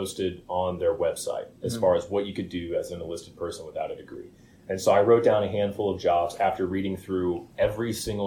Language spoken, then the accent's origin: English; Springfield, Illinois, United States; moved away as an adult; also born or lived in Jacksonville, Florida; I'm originally from Springfield, Illinois